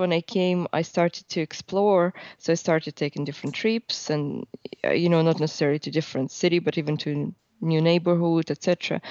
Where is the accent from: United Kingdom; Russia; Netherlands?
Russia; Western Siberia; English is a second language; moved away as an adult; also born or lived in Dublin; now in Cork, Ireland; So myself, I'm from Western Siberia in Russia. So it's kind of part of Russia bordering Kazakhstan. Beautiful nature. So I think my upbringing was a lot of in the woods and by the lake, etc.